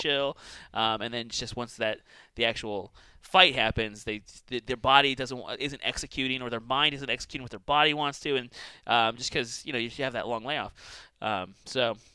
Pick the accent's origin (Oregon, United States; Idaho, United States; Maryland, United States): Idaho, United States; Boise; also born or lived in California; It's Boise. But it's uh like I'm from here. I spent like uh I mean I wasn't born here. I was like I spent like 15 ish years and uh, I was originally from California